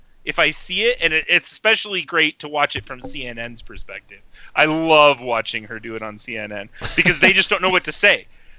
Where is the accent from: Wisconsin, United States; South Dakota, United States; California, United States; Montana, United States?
Montana, United States; I'm from Montana